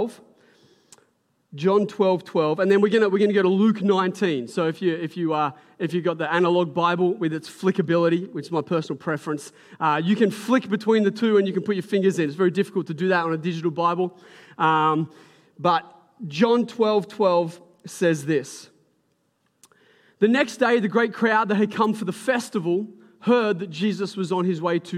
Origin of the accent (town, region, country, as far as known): Port Macquarie, New South Wales, Australia; born or raised there; now in Newcastle, Australia